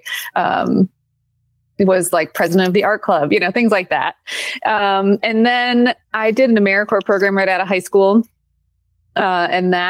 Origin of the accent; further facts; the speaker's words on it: Paul Smiths, New York, United States; also born or lived in Saranac Lake, New York; Where I grew up in Paul Smith's